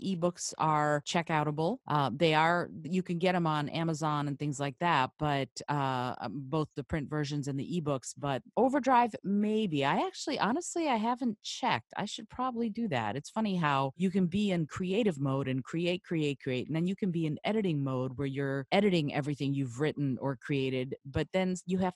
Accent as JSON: {"language": "English", "town": "Detroit", "region": "Michigan", "country": "United States", "tie": "born or raised there", "also_born_or_lived": "Moldova", "moved": "as an adult", "lives_now": "New York City, United States"}